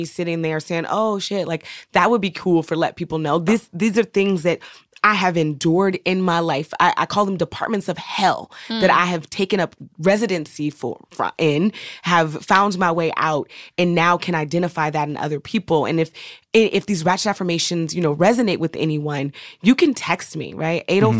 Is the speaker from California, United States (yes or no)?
yes; Oakland, California, United States; But I'm so Oakland, like for real.